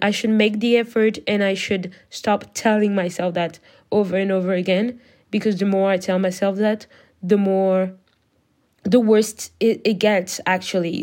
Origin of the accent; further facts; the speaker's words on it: France; English is a second language; I am not an English speaker. I'm French.